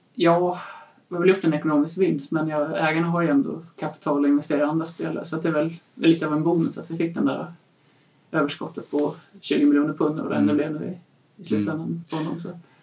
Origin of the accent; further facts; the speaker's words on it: Sweden; Född och uppvuxen i Sverige men har en pappa från Leicester